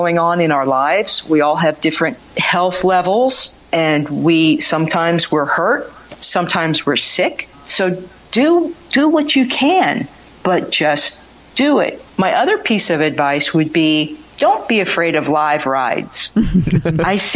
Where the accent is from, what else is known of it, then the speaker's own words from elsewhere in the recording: Kansas, United States; now in Philadelphia area, United States; I grew up in Kansas, and so I never had Scrapple as a kid.